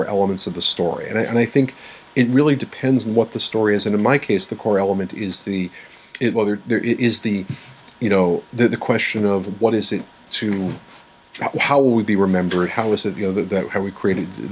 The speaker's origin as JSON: {"language": "English", "town": "New York City", "region": "New York", "country": "United States", "tie": "born or raised there", "said": "I grew up in New York City. I'm originally right. a New Yorker"}